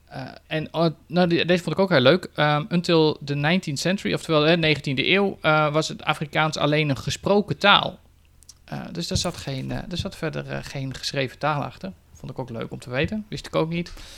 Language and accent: Dutch; Netherlands; als Nederlander